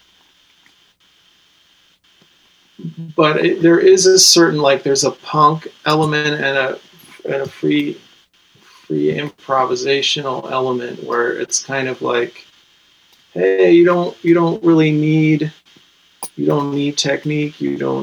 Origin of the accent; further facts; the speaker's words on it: Connecticut, United States; a white guy from Connecticut